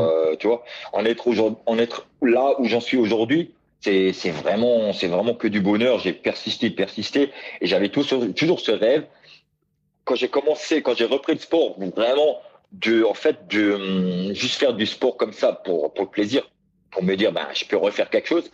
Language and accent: French; France; j'étais un des Français